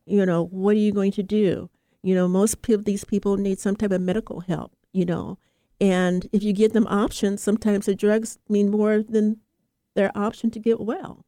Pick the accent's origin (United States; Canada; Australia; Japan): United States; also born or lived in Oakland, California; as an American, a Black American